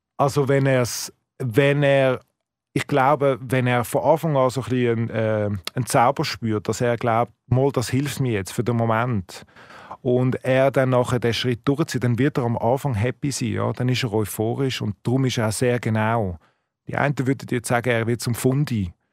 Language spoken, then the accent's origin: German; Switzerland; als Schweizer